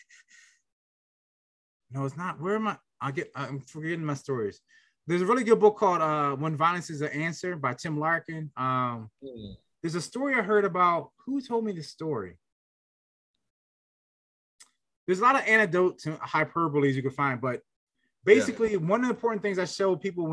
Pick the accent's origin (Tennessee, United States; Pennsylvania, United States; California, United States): Pennsylvania, United States; Philadelphia; I was very anti-gun growing up in Philly